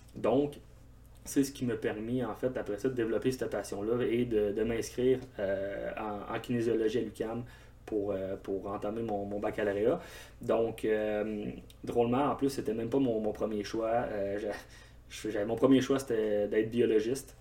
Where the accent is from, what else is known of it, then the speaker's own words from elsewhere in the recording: Val-d'Or, Quebec, Canada; je suis originaire de Val-d'Or en Abitibi. J'ai joué mon hockey mineur euh, au grand complet là-bas